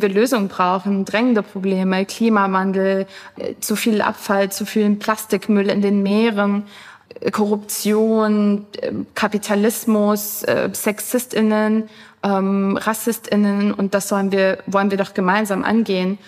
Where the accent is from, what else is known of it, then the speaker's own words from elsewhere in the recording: Germany; bei uns in Deutschland